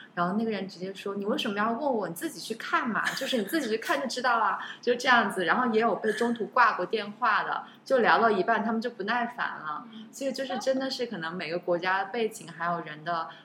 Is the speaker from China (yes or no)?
yes; China; also born or lived in United States; now in Singapore; 我是中国人